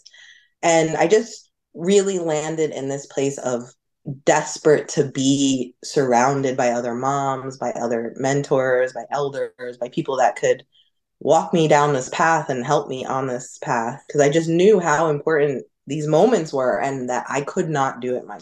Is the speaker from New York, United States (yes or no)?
yes; Hudson Valley, New York, United States; also born or lived in Westchester, New York; I grew up in the Hudson Valley where Walden is